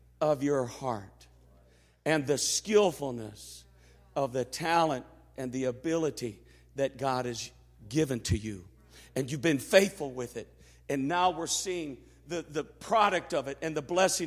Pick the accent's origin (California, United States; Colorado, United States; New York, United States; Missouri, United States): Missouri, United States; I'm from Missouri. It's the show me state.